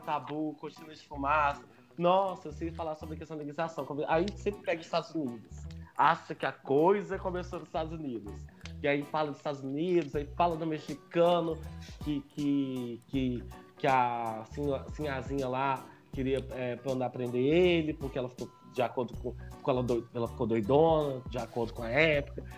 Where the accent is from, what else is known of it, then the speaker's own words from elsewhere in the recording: Belo Horizonte, Minas Gerais, Brazil; tenho 28 anos, sou daqui de Belo Horizonte